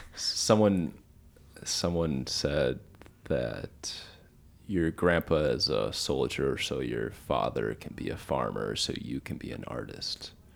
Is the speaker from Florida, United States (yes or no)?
no; Minnesota, United States; now in Texas, United States; I'm from Minnesota. I live down here in Texas.